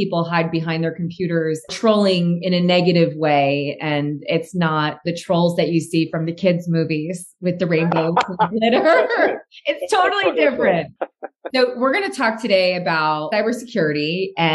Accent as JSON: {"language": "English", "region": "New Jersey", "country": "United States", "said": "I'm from New Jersey. We move fast"}